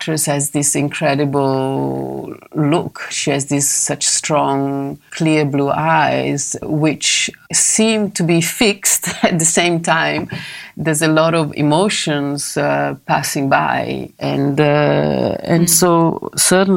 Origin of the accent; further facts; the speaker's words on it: Milan, Lombardy, Italy; also born or lived in London; I went back to Milano, my hometown